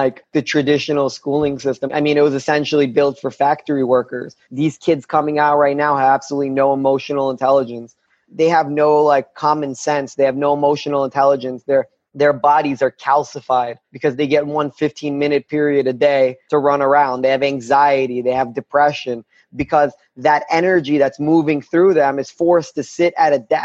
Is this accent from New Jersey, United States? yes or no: no; New York City, New York, United States; also born or lived in Chechnya; I grew up in Brooklyn, New York in the 90s